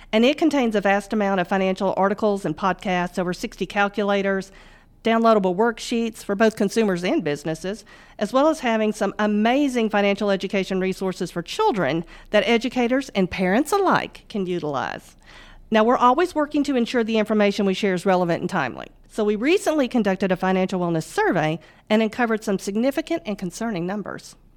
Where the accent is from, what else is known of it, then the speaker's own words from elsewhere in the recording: Northwest Mississippi, United States; also born or lived in Germany / Memphis, Tennessee; we moved to Northwest Mississippi, and that's where I primarily grew up